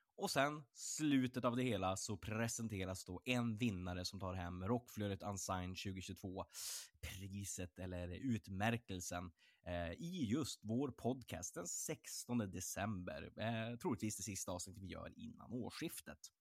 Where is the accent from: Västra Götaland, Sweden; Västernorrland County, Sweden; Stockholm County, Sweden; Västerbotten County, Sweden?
Västernorrland County, Sweden; Örnsköldsvik; moved away; jag kommer ju från, från Örnsköldsvik, jag kommer från Norrland